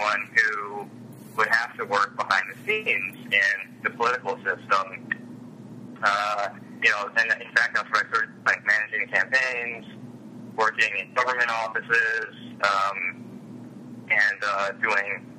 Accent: Montgomery County, Maryland, United States; I'm from Montgomery County in the D.C. metro region

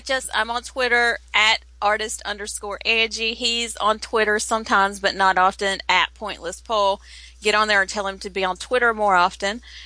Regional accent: the South, United States; we're from the South.

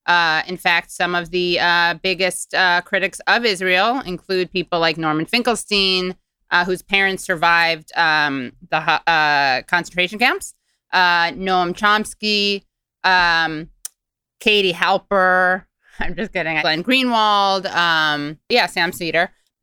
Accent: Ireland; And as an Irishman, I'm just saying that's extra problematic.

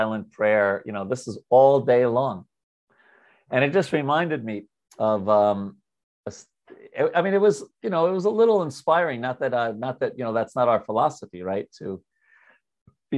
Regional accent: New York, United States; I'm from New York.

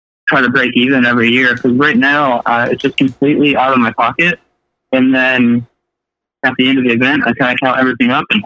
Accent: Sacramento, California, United States; I'm originally from Sacramento. I live here now

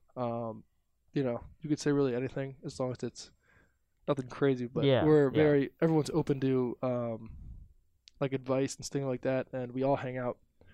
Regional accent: Fairfield, Connecticut, United States; I'm from Connecticut

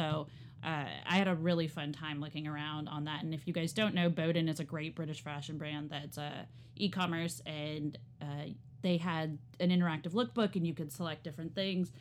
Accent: the South, United States; now in Northeast, United States; growing up in the South

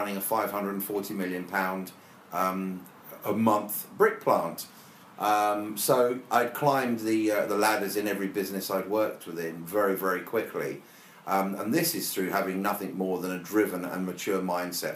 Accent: Brighton, South East England, United Kingdom; I was brought up in Brighton in an area called Whitehawk.

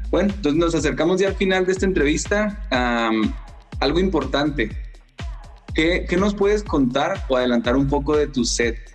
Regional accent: Mexico; es que soy mexicano, pues son artista mexicano

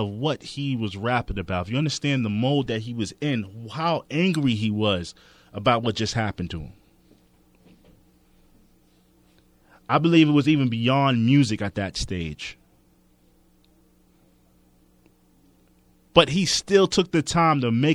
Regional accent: New York City, New York, United States; I'm from Queens

